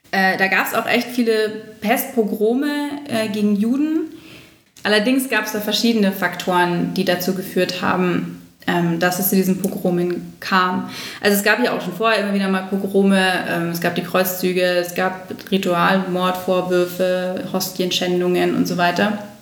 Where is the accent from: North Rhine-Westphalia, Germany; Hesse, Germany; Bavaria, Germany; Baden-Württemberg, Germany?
Bavaria, Germany; Munich; als Münchner